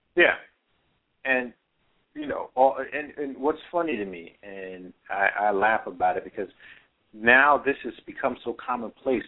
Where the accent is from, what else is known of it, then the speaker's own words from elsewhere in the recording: New York City, New York, United States; that was my hometown. I was born there